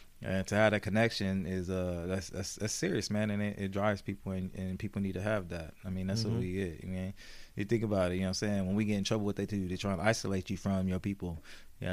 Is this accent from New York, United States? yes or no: no; Oceanside, California, United States; I love my hometown, man.